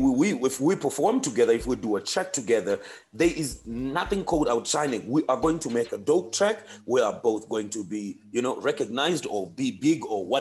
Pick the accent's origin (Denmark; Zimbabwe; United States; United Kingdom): Zimbabwe; moved away; I'm from Zim.